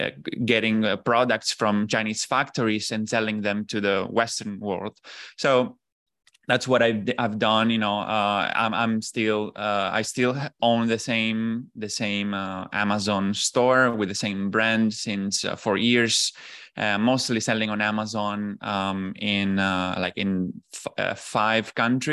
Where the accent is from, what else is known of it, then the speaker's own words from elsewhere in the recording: Italy; English is a second language; moved away as an adult; also born or lived in Shanghai, China; I'm originally from Italy. After basically university, I graduated in economics, and then I went on with like a master program that basically got me into an internship in Shanghai.